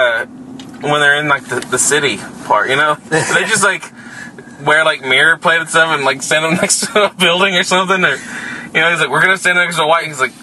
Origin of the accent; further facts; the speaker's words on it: Texas, United States; because we're from Texas.